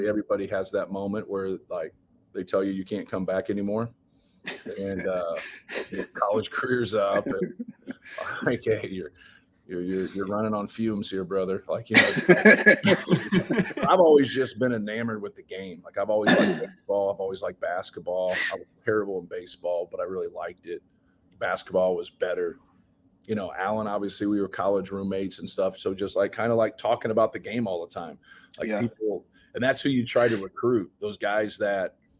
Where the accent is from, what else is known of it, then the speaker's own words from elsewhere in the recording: Fort Wayne, Indiana, United States; also born or lived in Muncie, Indiana; I grew up on Ball State's campus. I've lived on a college campus my whole life